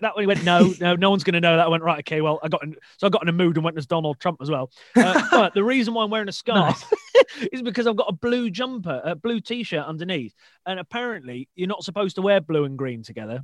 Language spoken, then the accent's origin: English; Shrewsbury, West Midlands, United Kingdom; now in Newcastle, United Kingdom; I live in Newcastle and support Newcastle United um, for my sins, mm. but I'm from Shrewsbury originally in the Midlands